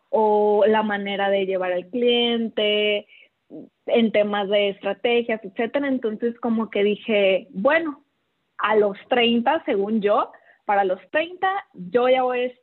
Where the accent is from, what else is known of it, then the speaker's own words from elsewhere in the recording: Culiacán, Sinaloa, Mexico; Sí, soy de Culiacán.